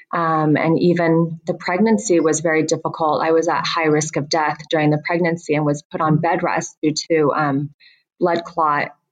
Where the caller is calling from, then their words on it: Joshua Tree, California, United States; I am calling from the set of Bling Empire. We are currently filming Bling Empire in, in Joshua Tree, which is um, just about 20, 30 minutes away from Palm Springs.